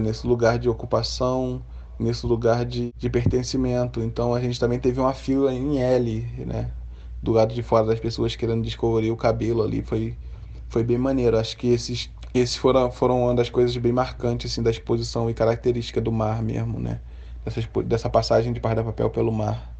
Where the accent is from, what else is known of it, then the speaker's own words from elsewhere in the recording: Brazil; also born or lived in London; esse cenário que a gente está vivendo aqui é o cenário onde eu, onde eu cresci, onde eu nasci, cresci e vivo até hoje